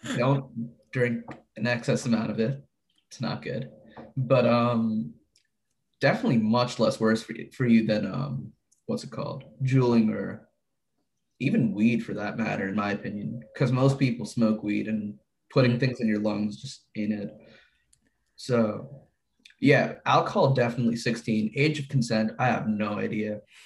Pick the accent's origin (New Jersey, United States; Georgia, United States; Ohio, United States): New Jersey, United States; we're from Jersey